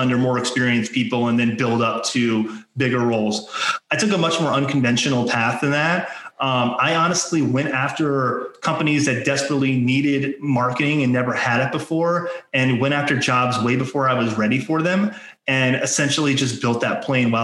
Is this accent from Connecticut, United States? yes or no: no; Maryland, United States; I grew up in Maryland